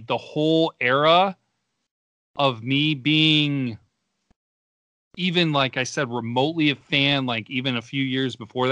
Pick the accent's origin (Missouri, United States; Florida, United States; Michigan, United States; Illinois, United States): Michigan, United States; growing up in Michigan